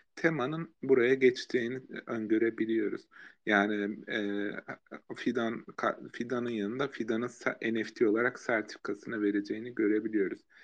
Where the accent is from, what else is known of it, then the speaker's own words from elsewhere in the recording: Erzurum, Turkey; ben mesela Erzurum'da büyüdüm